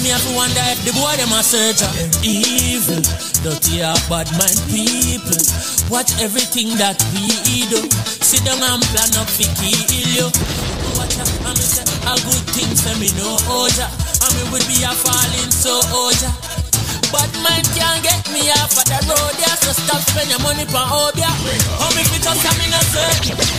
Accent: Portmore, Saint Catherine, Jamaica; I'm from Portmore, that's in JA.

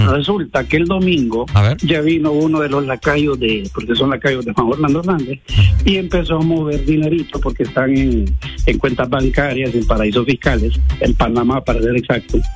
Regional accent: Honduras; yo como hondureño

